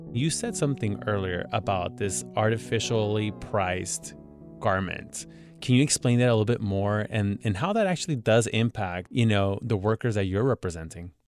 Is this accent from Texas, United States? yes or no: no; Los Angeles, California, United States; here in my hometown